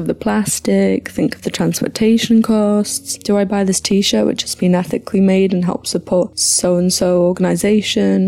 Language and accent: English; County Durham, North East England, United Kingdom; now in Canada; I'm from County Durham, UK. I live in Canada